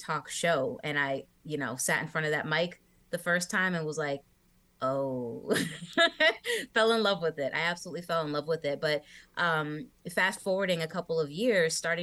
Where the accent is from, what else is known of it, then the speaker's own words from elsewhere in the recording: Massachusetts, United States; I grew up listening to Jammin' 94.5 in Massachusetts